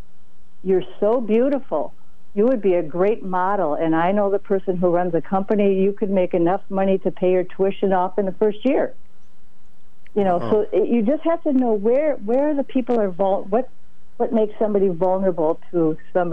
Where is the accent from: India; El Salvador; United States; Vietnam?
United States; St. Paul, Minnesota; I'm from St. Paul, Minnesota